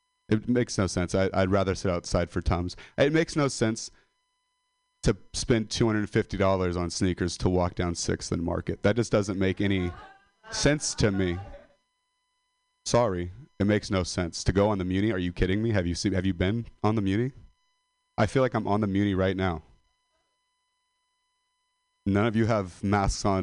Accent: Modesto, California, United States; I'm a dropout from Modesto

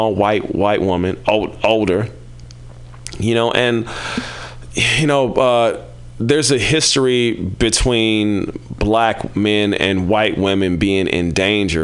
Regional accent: Kansas City, Missouri, United States; I'm from Kansas City, home of cows and barbecue

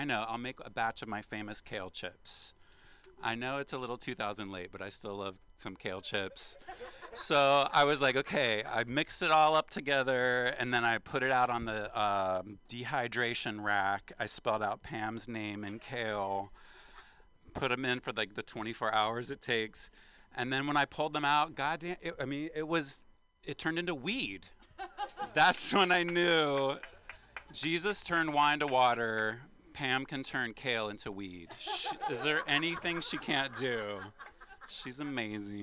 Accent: West Virginia, United States; So I grew up in West Virginia

